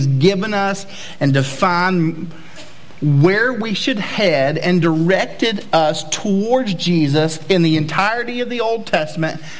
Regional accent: East Tennessee, United States; moved away; I'm from Tennessee originally, and I'm from the good part of Tennessee, because once you go west of Nashville, it gets kind of not cool. But on the east side of Tennessee, it's really cool.

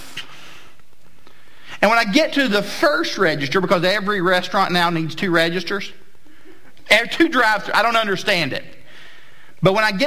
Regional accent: southeast Tennessee, United States; moved away; I'm from Tennessee originally, but where I'm from in Tennessee is the southeast corner, which is right above the state of Georgia

